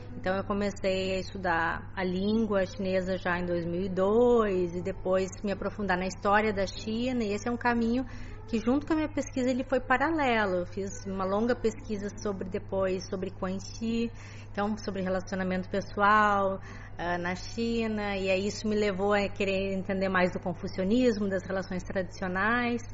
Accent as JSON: {"language": "Portuguese", "town": "Porto Alegre", "region": "Rio Grande do Sul", "country": "Brazil", "moved": "as an adult", "said": "sou gaúcha de Porto Alegre"}